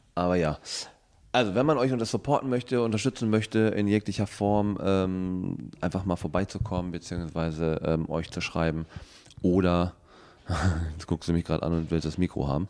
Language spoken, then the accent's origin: German; North Rhine-Westphalia, Germany; ich komme aus, äh, ähm, aus Ostwestfalen